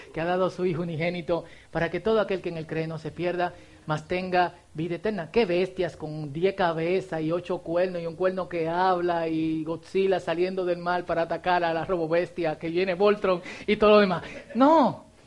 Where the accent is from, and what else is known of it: Dominican Republic